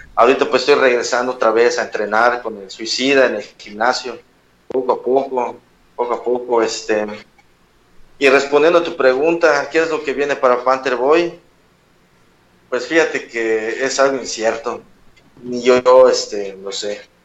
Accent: Yucatán, Mexico; soy luchador yucateco

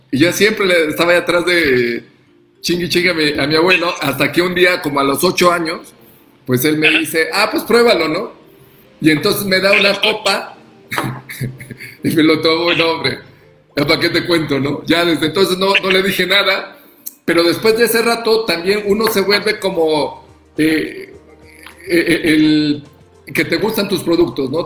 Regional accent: Oaxaca, Mexico; siendo oaxaqueños, pues tenemos más eh, esta esta cultura

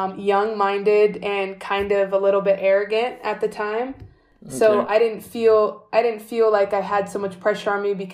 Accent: California, United States; moved away as an adult; also born or lived in Greece; I'm from California, and they were saying I was becoming one of the best seventh graders in the state of California

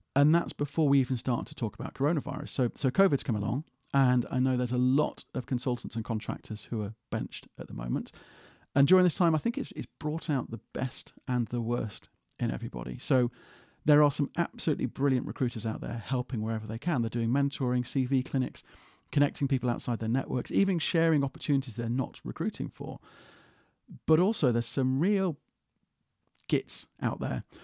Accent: United Kingdom; as a Brit

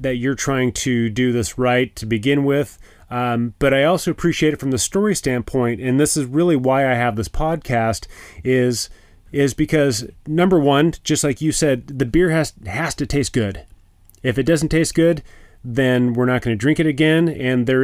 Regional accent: California, United States; moved away; I grew up in California.

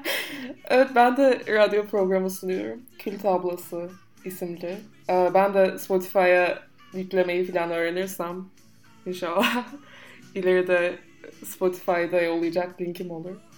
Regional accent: United States; accent: American; now in Turkey; Türkçe Amerikan aksanıyla konuşuyorum.

